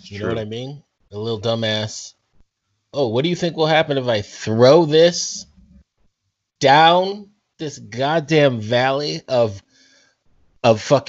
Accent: East Lansing, Michigan, United States; My hometown, East Lansing, Michigan.

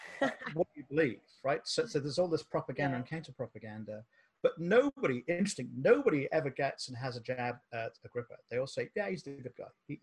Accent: Cardiff, Wales, United Kingdom; now in Austin, United States; I went to a school in the UK, Cardiff. I'm a Welsh guy

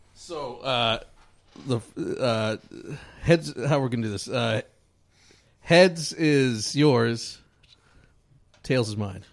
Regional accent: Michigan, United States; We're both from in Michigan

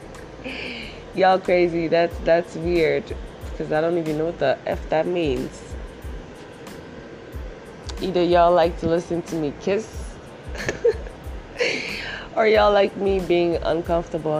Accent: DR Congo; English is a second language; now in Canada; I live in Canada right now, but I'm from Africa. I'm from Zaire

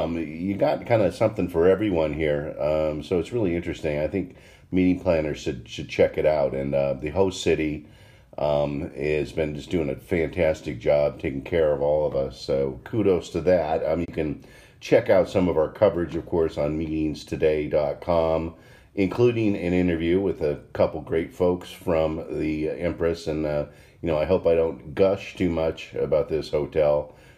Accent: Washington, United States; I remember growing up in Washington State

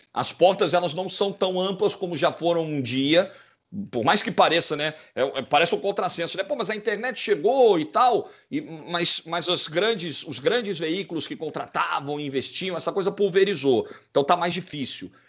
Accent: Rio de Janeiro, Brazil; eu sou da zona norte do Rio

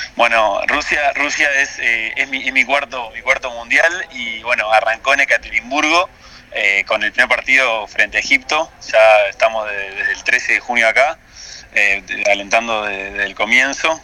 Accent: Uruguay; now in Russia; yo como uruguayo

